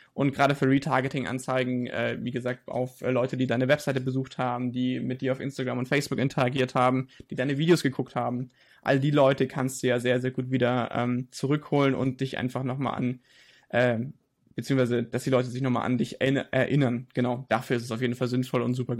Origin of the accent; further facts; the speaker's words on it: Nuremberg, Bavaria, Germany; ich komme aus Nürnberg